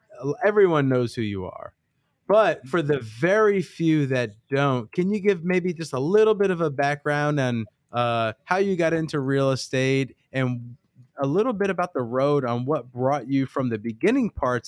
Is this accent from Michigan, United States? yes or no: no; New York City, New York, United States; I'm from the West Coast of Brooklyn, New York.